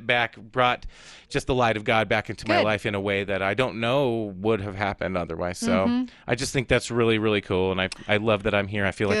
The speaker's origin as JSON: {"language": "English", "region": "Southern California", "country": "United States", "tie": "born or raised there", "moved": "yes", "said": "I grew up in Southern California, too, in a town where there was a lot of Hispanic families."}